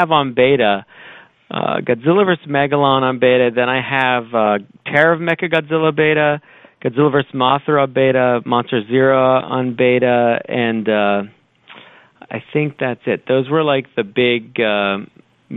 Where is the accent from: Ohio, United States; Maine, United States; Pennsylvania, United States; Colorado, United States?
Pennsylvania, United States; Pittsburgh; I grew up in Pittsburgh, Pennsylvania